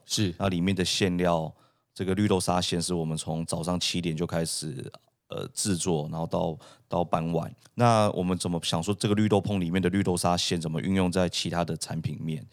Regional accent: Taiwan; also born or lived in Canada; 它非常代表我们台湾人的一个文化

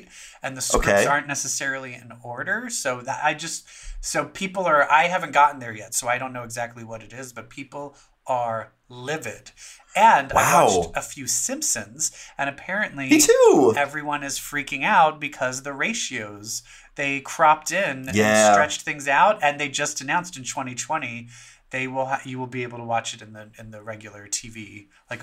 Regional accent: Baltimore, Maryland, United States; I'm from Baltimore

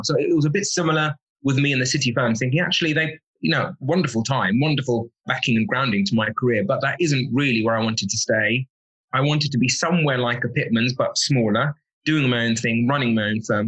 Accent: Kent, South East England, United Kingdom; I was born in Kent

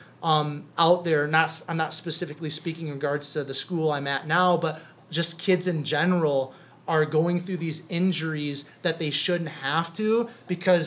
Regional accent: Cherokee, Iowa, United States; moved away as an adult; also born or lived in Sioux Falls, South Dakota; Main Street in Cherokee, Iowa. That's my hometown

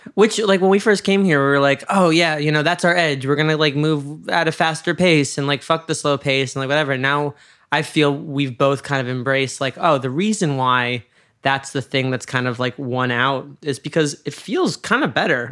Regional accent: New York, United States; moved away as an adult; now in Los Angeles, United States; I'm a New Yorker

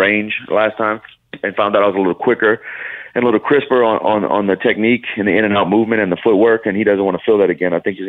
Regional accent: Louisiana, United States; I'm from Louisiana

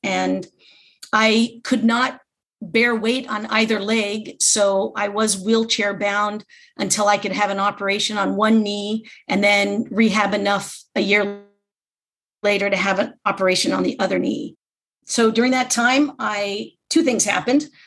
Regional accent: Los Angeles, California, United States; also born or lived in Redondo Beach; I was born and raised in Southern California, grew up my whole life in Los Angeles area

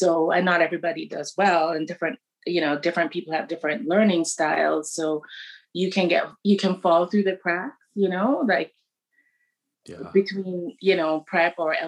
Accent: Kingston, Jamaica; moved away as an adult; also born or lived in Montreal, Canada; I'm from Kingston. So okay. In the burbs, like a suburbs in Kingston. It was like, I think about it so many times and it just, it was just really wonderful. And it was like, I grew up when, it was like the birth of dance hall

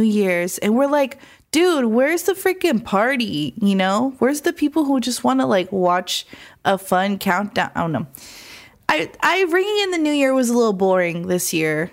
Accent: Phoenix, Arizona, United States; now in Los Angeles, United States; Phoenix, Arizona, my hometown

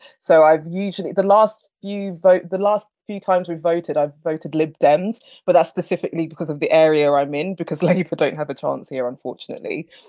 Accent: England, United Kingdom; also born or lived in Harare, Zimbabwe; So I was born in Zimbabwe, in the capital Harare. I came here to England when I was 6.

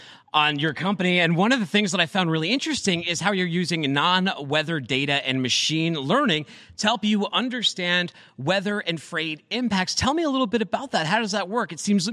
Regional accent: Boston, Massachusetts, United States; growing up in Boston in the Northeast

